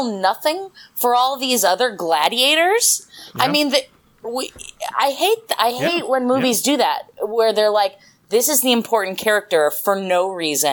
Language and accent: English; Portland, Oregon, United States; I'm from Portland, Oregon